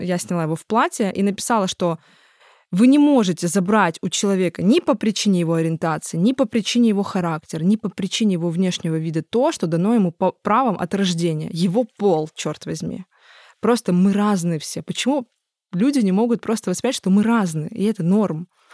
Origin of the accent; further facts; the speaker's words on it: Tuapse, Krasnodar Krai, Russia; moved away as an adult; я очень люблю свой родной город